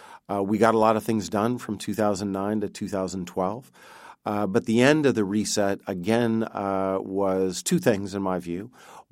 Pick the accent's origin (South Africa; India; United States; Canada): United States; Montana; I grew up in Montana, which is a pretty provincial state in the United States. I went to California for school